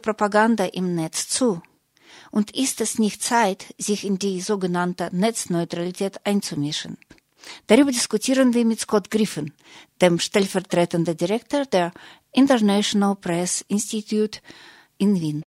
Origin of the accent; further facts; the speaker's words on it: Russia; now in Germany; in Russland, wo ich herkomme, und auch hier in Deutschland, wo ich lebe